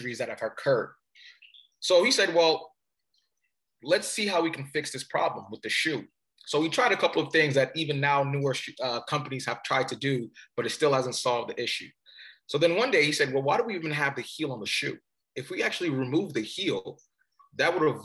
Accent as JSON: {"language": "English", "country": "Cameroon", "moved": "yes", "said": "So originally I'm from Cameroon. Cameroon is in Africa. And my father was coming here to do his studies"}